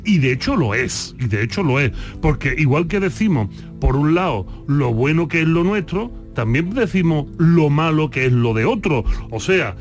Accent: Andalusia, Spain; nos dicen los andaluces

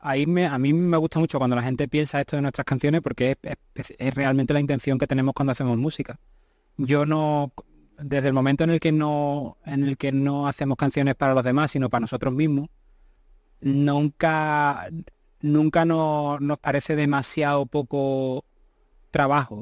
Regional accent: Seville, Andalusia, Spain; yo nací en Sevilla, me he criado en Sevilla

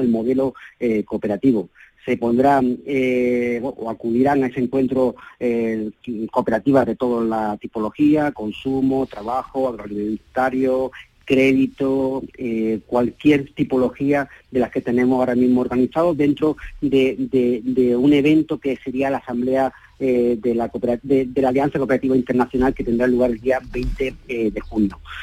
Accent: Málaga, Andalusia, Spain; soy malagueño

